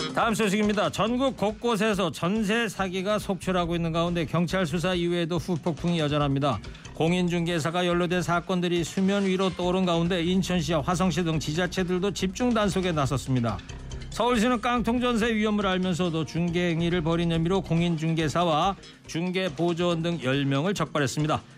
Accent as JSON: {"language": "Korean", "town": "Anseong", "region": "Gyeonggi Province", "country": "South Korea", "tie": "born or raised there", "said": "제 고향 경기도 안성 집 바로 앞에도요 철도길이 있는데"}